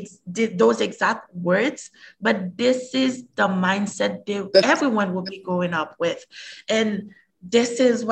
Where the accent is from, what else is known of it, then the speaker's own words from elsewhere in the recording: Haiti; also born or lived in Montreal, Canada; now in Canada; I was born and raised in Haiti